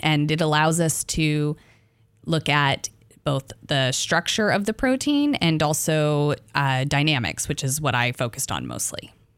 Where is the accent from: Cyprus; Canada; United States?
United States; Arkansas; I'm from Arkansas